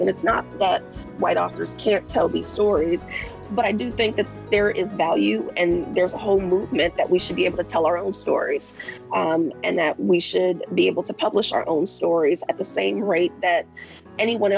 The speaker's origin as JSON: {"language": "English", "town": "Chicago", "region": "Illinois", "country": "United States", "tie": "born or raised there", "said": "growing up on the South Side of Chicago"}